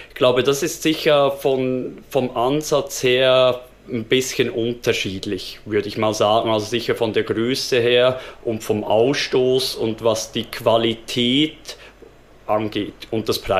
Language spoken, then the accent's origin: German; Switzerland; Also bei uns in der Schweiz gibt es ja verschiedene Stadien von Ausbildung.